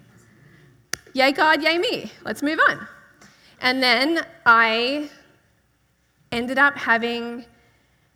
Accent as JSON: {"language": "English", "country": "Australia", "said": "I'm from Australia."}